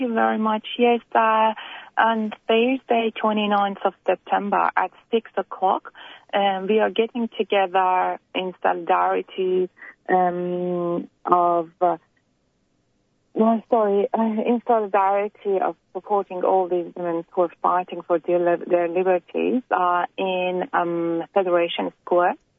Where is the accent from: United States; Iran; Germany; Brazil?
Iran; now in Australia; we're all immigrants from Iran here in Australia, America, or Canada.